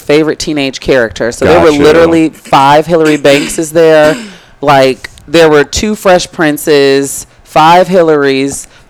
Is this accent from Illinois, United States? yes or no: yes; Chicago, Illinois, United States; as a Chicagoan